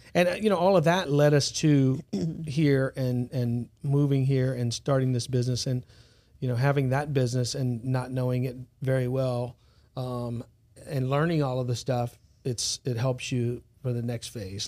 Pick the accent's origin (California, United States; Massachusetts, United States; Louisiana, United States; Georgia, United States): Louisiana, United States; South; moved away as an adult; also born or lived in Los Angeles / San Diego; now in Baton Rouge, United States; I'm from South Louisiana